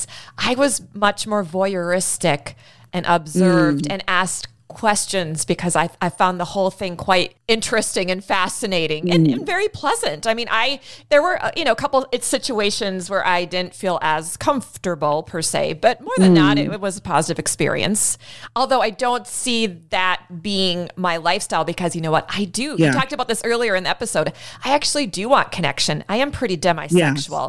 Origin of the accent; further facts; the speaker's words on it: United States; I'm still an American